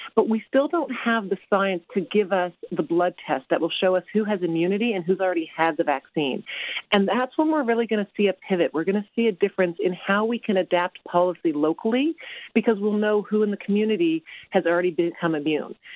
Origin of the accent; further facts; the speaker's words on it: Canada; being Canadian